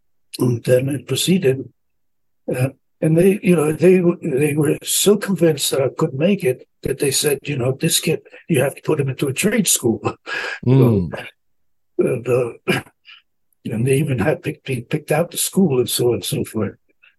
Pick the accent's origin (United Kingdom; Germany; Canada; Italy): Italy; now in United States; I grew up in the streets of Italy during the war. So I was was a thief for my first for 5 years, getting my own food by taking it.